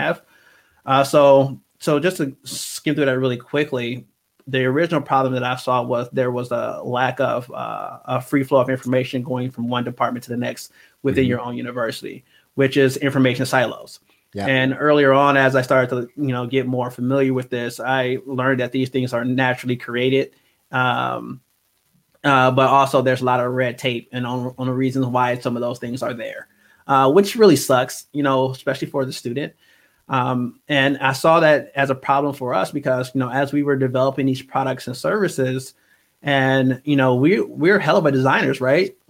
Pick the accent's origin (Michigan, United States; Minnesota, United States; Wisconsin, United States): Wisconsin, United States; Milwaukee; I am from Milwaukee, Wisconsin, born and raised.